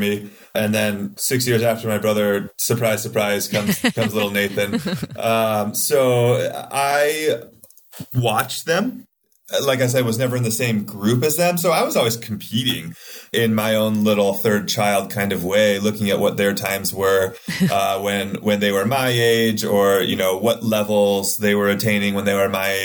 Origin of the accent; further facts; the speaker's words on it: Seattle, Washington, United States; moved away as an adult; I grew up in the Seattle area